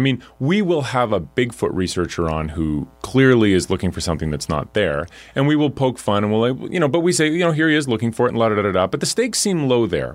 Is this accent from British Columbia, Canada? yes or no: no; Alberta, Canada; I'm from Alberta